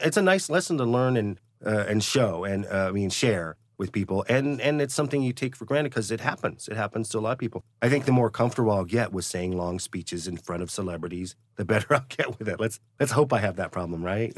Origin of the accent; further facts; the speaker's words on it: Cleveland, Ohio, United States; moved away as an adult; now in Los Angeles, United States; I tell people I'm from Cleveland, Ohio. That's where I was based when I went to college at Northwestern University